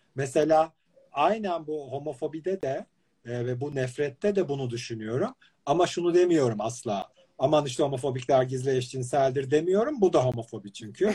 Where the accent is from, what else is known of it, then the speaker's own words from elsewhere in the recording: İzmir, Turkey; sen de İzmirlisin. Hatta evlerimizin arasında böyle Bentuna Pastanesi'nin üstünde sen gökdelende evlerimizin arasında böyle bir 500 metreli aralıkla aynı dönemde büyümüşüz